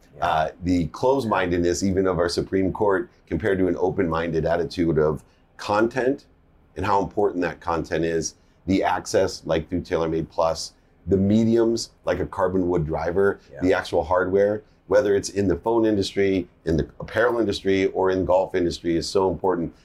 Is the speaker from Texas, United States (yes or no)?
no; San Diego, California, United States; I grew up in San Diego